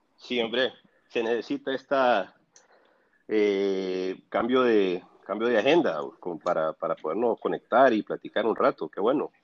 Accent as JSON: {"language": "Spanish", "country": "El Salvador", "moved": "as an adult", "lives_now": "Honduras", "said": "yo soy del Salvador"}